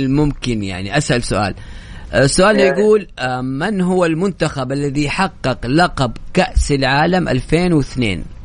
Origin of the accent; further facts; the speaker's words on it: Morocco; now in Saudi Arabia; أنا مغربي من السعودية